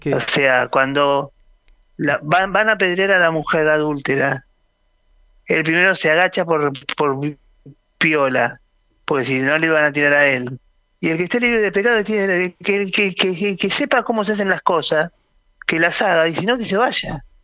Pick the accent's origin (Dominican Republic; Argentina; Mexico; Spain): Argentina